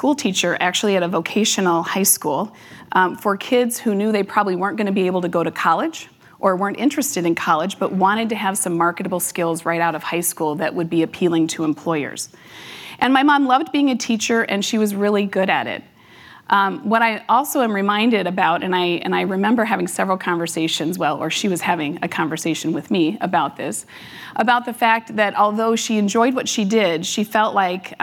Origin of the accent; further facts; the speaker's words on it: Las Vegas, Nevada, United States; now in Minnesota, United States; I was born and raised in Las Vegas, Nevada